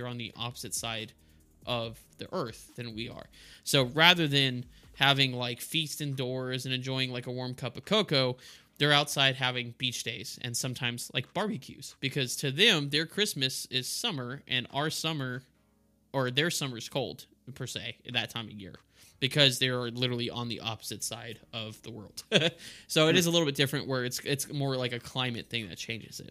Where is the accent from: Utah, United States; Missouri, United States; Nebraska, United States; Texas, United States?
Texas, United States; El Paso; I grew up in El Paso